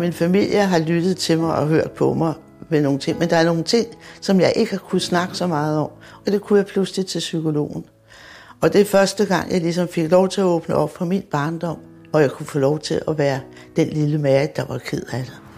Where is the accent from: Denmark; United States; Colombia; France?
Denmark; Copenhagen, Capital Region of Denmark; jeg er født på Vesterbro